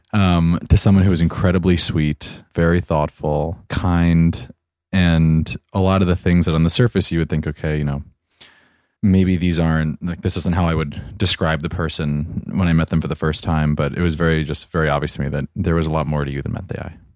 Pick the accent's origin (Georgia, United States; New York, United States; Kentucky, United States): New York, United States; I am thirty-two years old and I am from Armagh, New York.